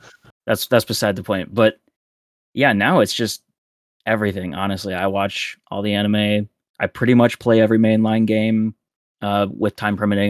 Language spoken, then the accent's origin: English; South Dakota, United States; now in Peoria, United States; my hometown Target back in South Dakota in the middle of nowhere